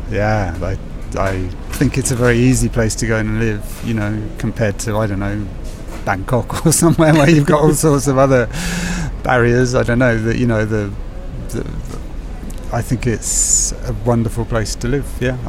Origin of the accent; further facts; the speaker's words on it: United Kingdom; also born or lived in London; I thought, hang on a minute, I'm British.